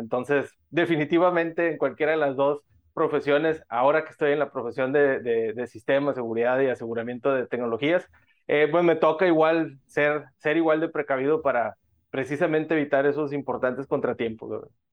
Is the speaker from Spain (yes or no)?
no; Monterrey, Nuevo León, Mexico; Yo soy de Monterrey, México, una ciudad conocida como la capital industrial de nuestro país, de México.